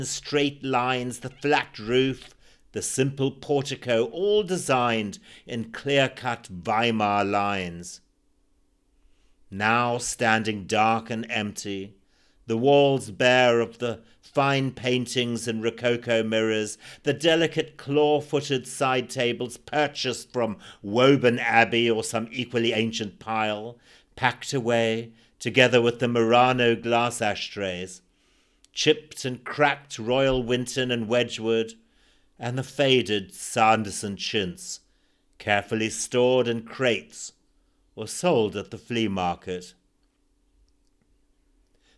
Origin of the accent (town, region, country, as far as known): Zimbabwe; born or raised there